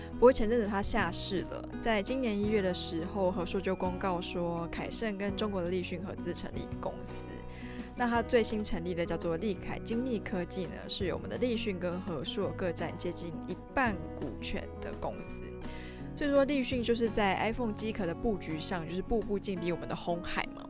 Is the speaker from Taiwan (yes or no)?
yes; Taiwan; 身为台湾人民的我也是与有荣焉啦